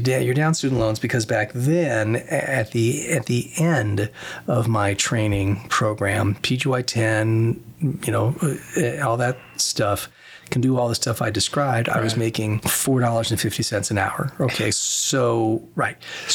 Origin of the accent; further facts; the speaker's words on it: Las Vegas, Nevada, United States; I came back to my hometown because I wanted to come back to the hometown, Las Vegas